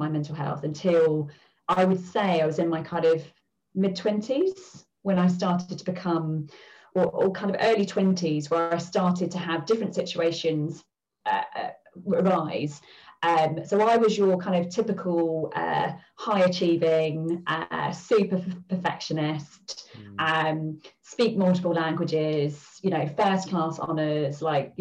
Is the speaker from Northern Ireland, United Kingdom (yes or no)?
no; London, United Kingdom; I grew up in the East End of London.